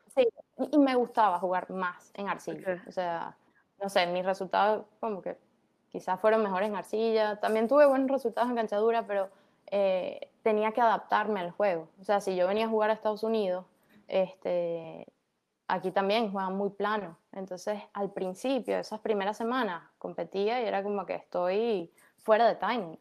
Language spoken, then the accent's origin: Spanish; Caracas, Capital District, Venezuela; also born or lived in Maracaibo, Venezuela; now in United States; yo nací en Maracaibo, Ajá, pero eh, Después mi, mi familia se mudó a Caracas y yo prácticamente eh, crecí en Caracas